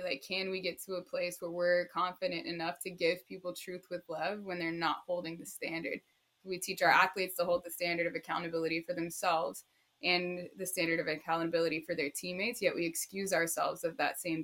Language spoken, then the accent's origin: English; Austin, Texas, United States; moved away; also born or lived in Arizona; I'm from Austin, Texas originally.